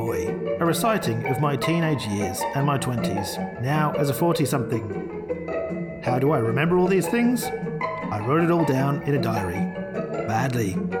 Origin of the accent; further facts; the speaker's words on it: Brisbane, Queensland, Australia; moved away as an adult; back to Brisbane, my hometown.